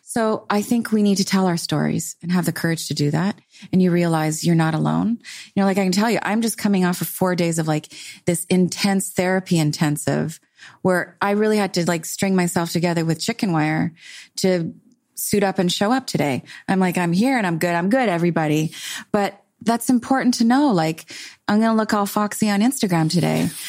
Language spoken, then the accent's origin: English; Canada; I'm Canadian